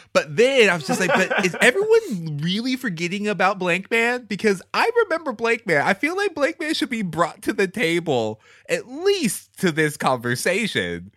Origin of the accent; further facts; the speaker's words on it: Houston, Texas, United States; I grew up in Houston